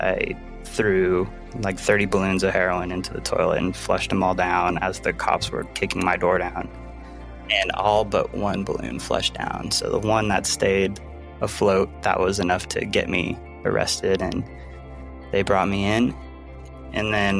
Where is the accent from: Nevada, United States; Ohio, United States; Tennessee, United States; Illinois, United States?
Nevada, United States; Carson City; also born or lived in Long Beach, California; I was actually born in Long Beach, California, but we moved to Carson City, Nevada when I was really little.